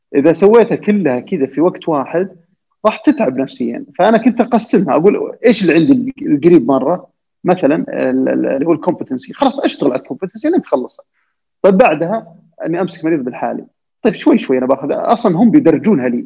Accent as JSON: {"language": "Arabic", "country": "Saudi Arabia", "said": "أنا وزملاء لي كسعوديين"}